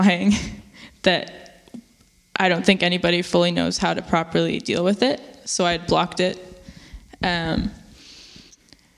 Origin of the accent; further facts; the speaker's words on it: Chilliwack, British Columbia, Canada; I grew up in Chilliwack, which is a small town, kind of an hour and a half out of Vancouver